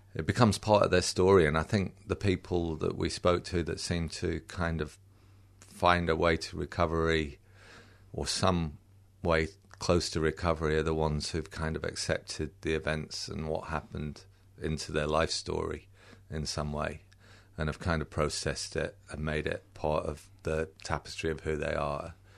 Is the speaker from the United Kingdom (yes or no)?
yes; United Kingdom; accent: a bit British; also born or lived in England; now in Australia; I was born in Britain and I do sound a bit British.